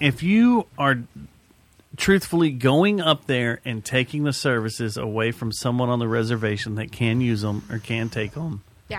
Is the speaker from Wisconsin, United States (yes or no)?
no; Hurst, Texas, United States; I grew up in Hearst.